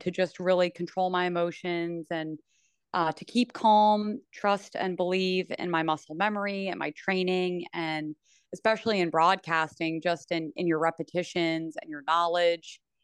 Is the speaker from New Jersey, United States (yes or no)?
yes; Princeton, New Jersey, United States; I am born and raised in Princeton, New Jersey